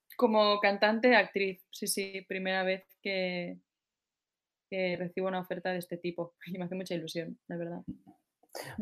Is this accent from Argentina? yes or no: no; Barcelona, Catalonia, Spain; soy de Barcelona, tengo 33 años